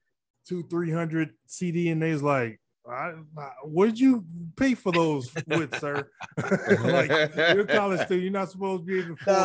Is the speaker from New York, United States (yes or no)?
no; Louisiana, United States; growing up in Louisiana.